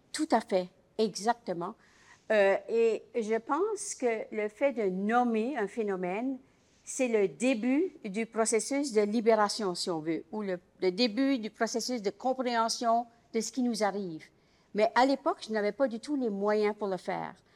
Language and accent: French; Acadia, Canada; je suis acadienne